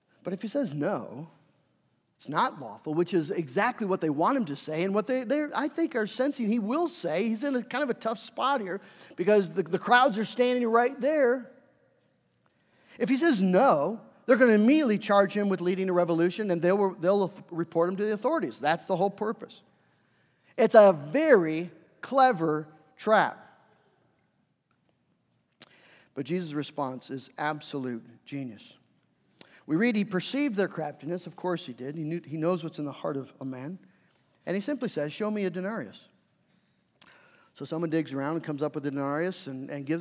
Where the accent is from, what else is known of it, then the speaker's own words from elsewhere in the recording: United States; us as American Christians.